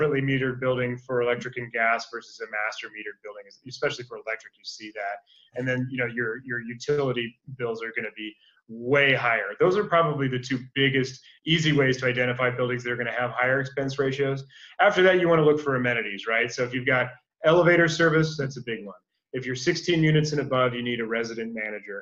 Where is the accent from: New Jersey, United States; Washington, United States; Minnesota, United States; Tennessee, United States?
Minnesota, United States; Minneapolis; now in California, United States; I'm originally from Minneapolis